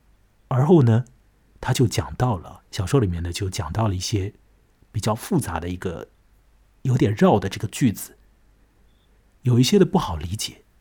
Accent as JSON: {"language": "Chinese", "country": "China", "said": "啊，我是中国人，他是西班牙人，我变成他，我是不是要按照西班牙人的方式怎样怎样？"}